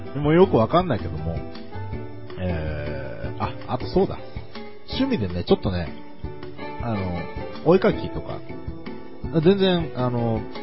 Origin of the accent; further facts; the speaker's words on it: Kanagawa, Japan; 私、神奈川県民でございます。えー、神奈川の湘南ですね。